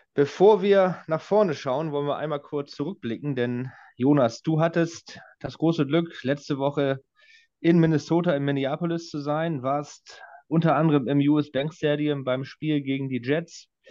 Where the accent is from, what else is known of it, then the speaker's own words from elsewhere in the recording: Northern Germany, Germany; als Norddeutscher und einer, des, der des Plattdeutschen Mächtiges